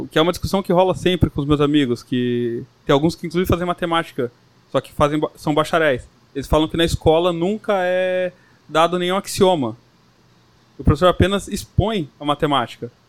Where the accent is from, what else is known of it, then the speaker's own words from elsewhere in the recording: São Roque, São Paulo, Brazil; Como você me apresentou, vim de São Roque, interior de São Paulo, tá?